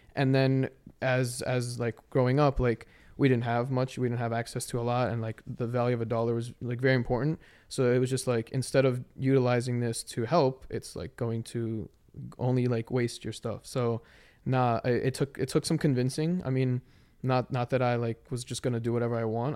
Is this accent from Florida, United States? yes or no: no; Maryland, United States; I'm from Maryland